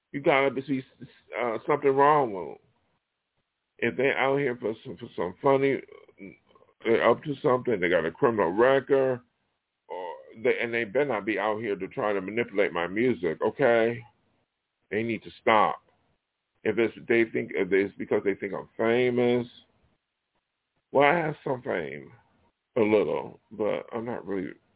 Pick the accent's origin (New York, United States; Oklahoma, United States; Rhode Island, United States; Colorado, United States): New York, United States; Buffalo; moved away; my hometown, Buffalo